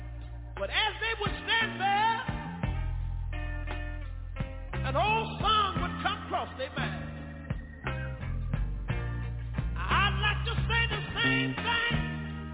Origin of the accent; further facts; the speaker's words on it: Tyler, Texas, United States; also born or lived in Galilee, Texas; I was born in a little community about 13 miles from Tyler